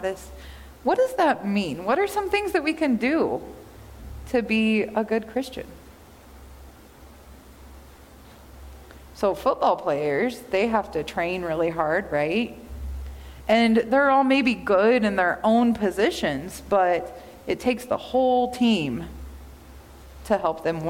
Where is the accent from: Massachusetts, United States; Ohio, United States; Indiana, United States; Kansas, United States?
Kansas, United States; I grew up in Kansas